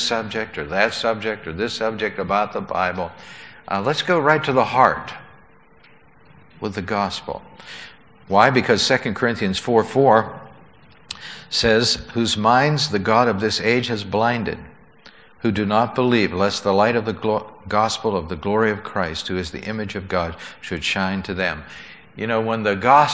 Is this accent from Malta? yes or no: no; United States; we were there as American tourists